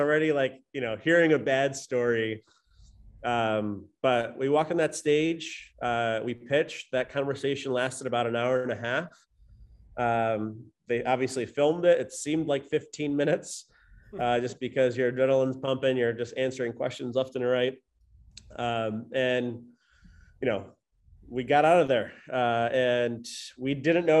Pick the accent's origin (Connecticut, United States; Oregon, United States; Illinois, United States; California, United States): Illinois, United States; Chicago; Nick and I are, we're from Chicago